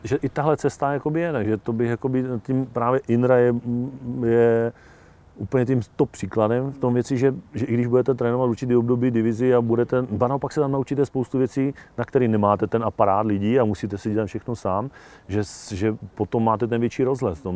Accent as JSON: {"language": "Czech", "area": "Hněvotín, Nedvězí, Nemilany, Kožušany area", "region": "Olomouc Region", "country": "Czechia", "tie": "born or raised there", "said": "Hněvotí, Nedvězí, nemilaný, Kožušany, sousední dědiny"}